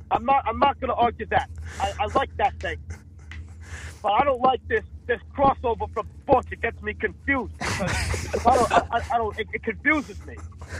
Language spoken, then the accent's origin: English; New York City, New York, United States; I'm from the East Bronx.